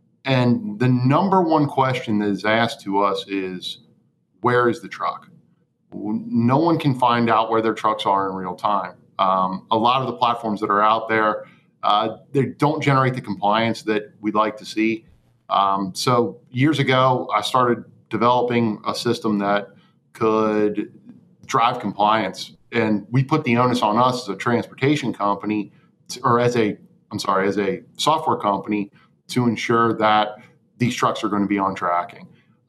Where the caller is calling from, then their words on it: Cincinnati, Ohio, United States; I'm coming in from Cincinnati.